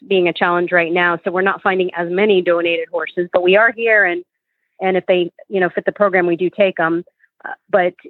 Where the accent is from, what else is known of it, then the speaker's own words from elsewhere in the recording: South Florida, United States; now in Gainesville, United States; I'm from South Florida, so I'm a Floridian, and from South Florida